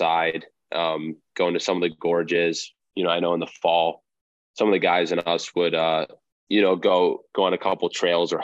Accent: Buffalo, New York, United States; I'm from Buffalo, so Bills Mafia all the way.

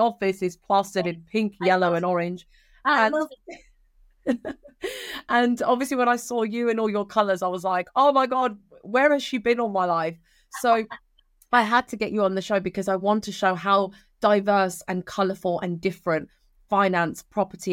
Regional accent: England, United Kingdom; also born or lived in Sicily, Italy; coming into the UK

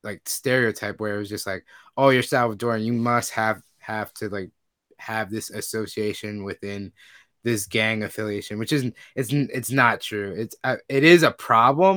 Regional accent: Long Island and Queens, New York, United States; I grew up between Long Island and Queens

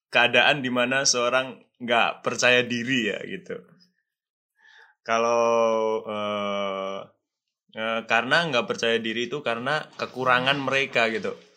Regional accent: Java, Indonesia; accent: Javanese; suara gue kayak gini logat gue logat jawa banget kan ya

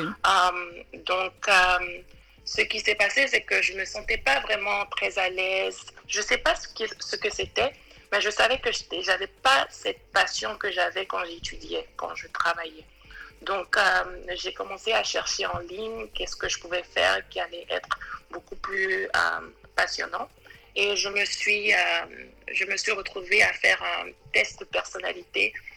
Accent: Côte d’Ivoire; moved away as an adult; now in New York, United States; je suis originaire de la Côte d'Ivoire, mais je vis à New York depuis maintenant 9 ans.

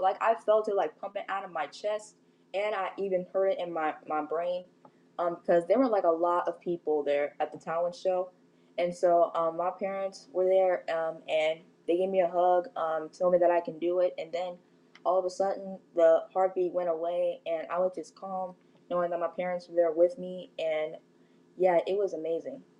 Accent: St. Louis, Missouri, United States; now in California, United States; my hometown is in St. Louis.

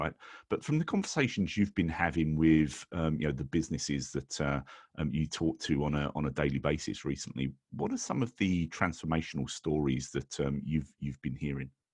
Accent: United Kingdom; right here from my home country, the United Kingdom

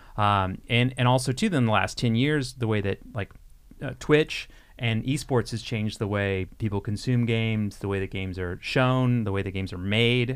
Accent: Texas, United States; now in Minnesota, United States; I'm from Texas originally

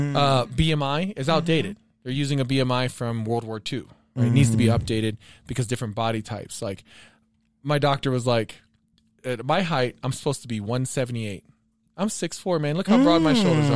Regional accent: Japan; moved away; growing up in Japan in the 80s

